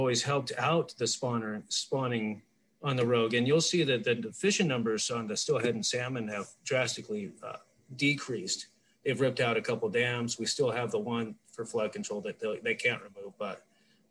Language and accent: English; Colorado, United States; moved away; I was raised over in Colorado when I was younger, up in the middle of the Rocky Mountains